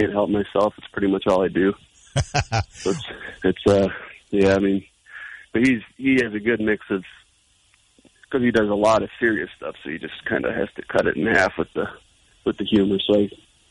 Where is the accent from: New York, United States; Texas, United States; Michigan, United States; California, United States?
Michigan, United States; Chelsea; We're all from Chelsea, all grew up together